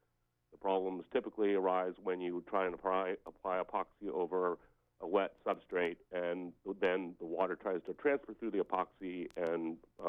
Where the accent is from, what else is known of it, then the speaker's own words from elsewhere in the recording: San Francisco Bay Area, California, United States; I'm actually from the San Francisco Bay Area.